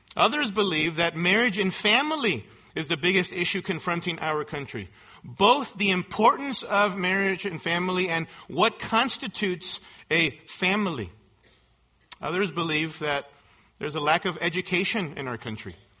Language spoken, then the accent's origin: English; United States; Americans here in our country